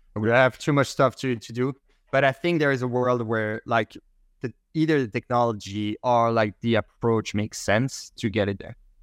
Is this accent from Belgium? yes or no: yes; Belgium; first language French; English is a second language; moved away; I speak French initially, I'm from Belgium